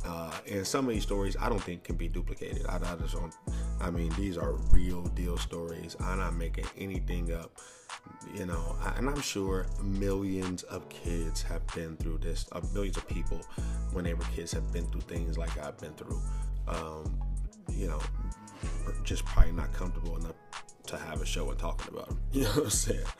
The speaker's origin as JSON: {"language": "English", "town": "St. Louis", "region": "Missouri", "country": "United States", "tie": "born or raised there", "said": "I was born in St. Louis. Lots of poverty."}